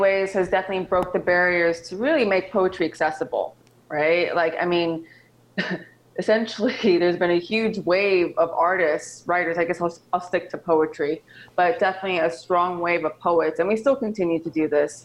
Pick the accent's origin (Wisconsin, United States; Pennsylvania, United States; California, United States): California, United States; San Francisco; I'm born and raised in San Francisco, California.